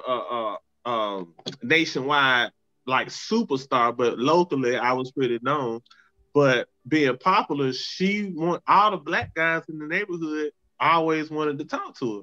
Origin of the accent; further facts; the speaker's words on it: East Point, Georgia, United States; when I was in high school growing up in East Point